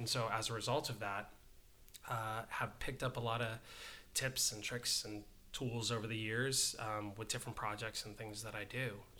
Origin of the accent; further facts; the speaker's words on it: Hawaii, United States; growing up in Hawaii, sometimes you grow up, like, nobody's around for miles.